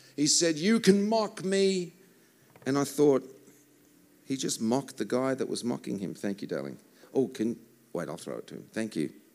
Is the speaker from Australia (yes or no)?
yes; Australia; I am from Australia.